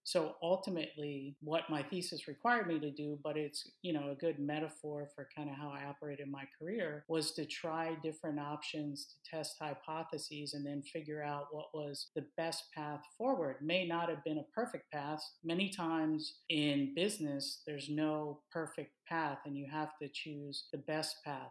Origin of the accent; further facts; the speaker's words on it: Baltimore, Maryland, United States; moved away as an adult; I'm actually from Baltimore, Maryland